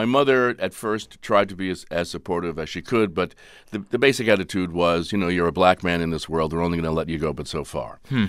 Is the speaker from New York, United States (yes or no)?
yes; New York, United States; I'm an East Coaster. I go back to the East Coast. {S0} Where are you from? {S1} New York.